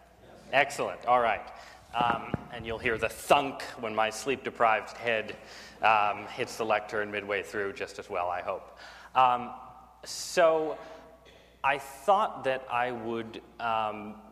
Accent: southern Connecticut, United States; also born or lived in San Francisco / Washington; I grew up in southern Connecticut

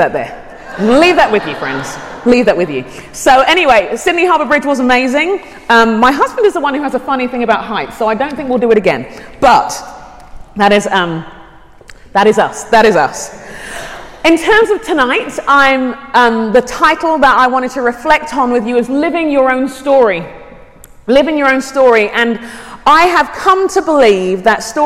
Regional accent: London, United Kingdom; moved away as an adult; also born or lived in Arizona, United States / California, United States; now in Shoreview, United States; I grew up in London, in England. My parents are Nigerian, and I've lived in the States about 14 years

